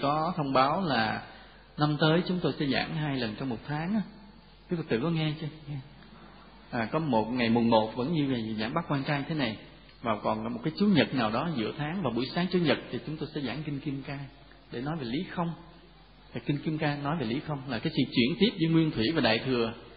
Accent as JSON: {"language": "Vietnamese", "country": "Vietnam"}